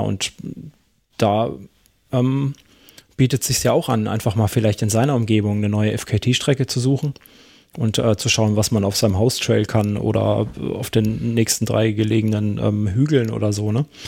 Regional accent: Germany; bei uns in Deutschland

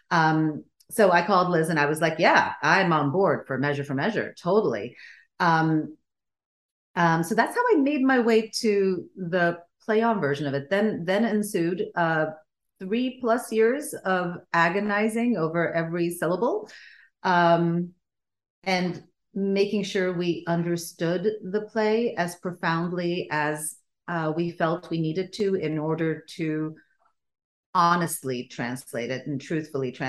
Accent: Sweden; first language Bulgarian; English is a second language; also born or lived in Bulgaria; I grew up in Sweden because that's where my parents emigrated to. Um, and I was born in Bulgaria. My first language was Bulgarian.

